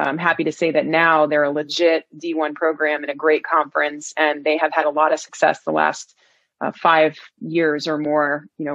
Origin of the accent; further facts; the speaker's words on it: New York City, New York, United States; moved away as an adult; now in Northern Virginia, United States; I grew up in Queens, New York.